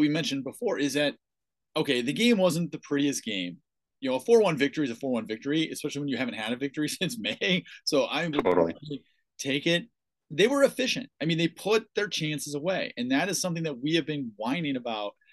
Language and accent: English; United States; as an American fan